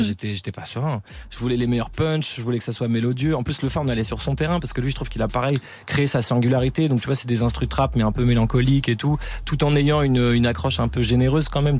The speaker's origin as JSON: {"language": "French", "town": "Paris", "region": "Île-de-France", "country": "France", "said": "je viens de Paris Nord"}